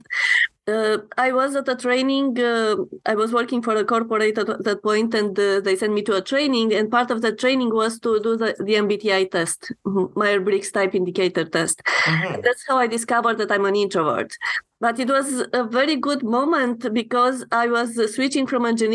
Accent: Romania; moved away as an adult; now in Canada; I'm coming from Romania, and when I immigrated to Canada

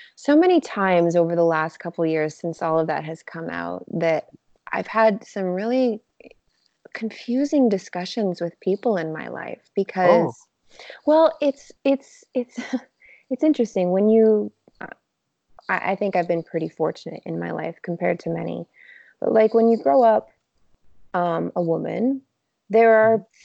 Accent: Montreal, Quebec, Canada; moved away as an adult; now in Toronto, Canada; I grew up in Montreal.

